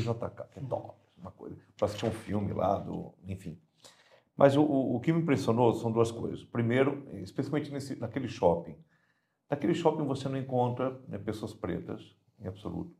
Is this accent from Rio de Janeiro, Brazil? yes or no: no; São Paulo, Brazil; moved away; eu sou natural de São Paulo